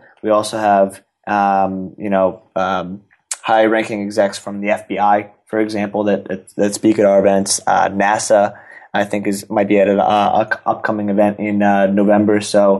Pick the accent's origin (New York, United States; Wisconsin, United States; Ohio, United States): New York, United States; I'm a New Yorker, born and raised, went to the college at Arizona State.